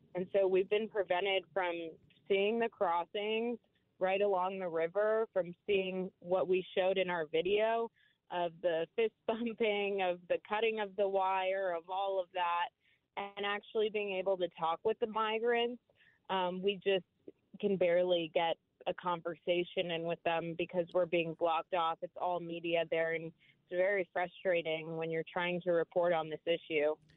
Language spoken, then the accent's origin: English; Houston, Texas, United States; my hometown of Houston, Texas